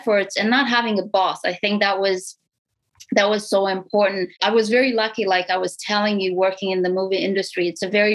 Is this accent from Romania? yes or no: yes; Romania; English is a second language; moved away as an adult; now in Canada; I'm an immigrant to Canada. So I'm from Romania, Europe, East Europe. And I immigrated here in 2007.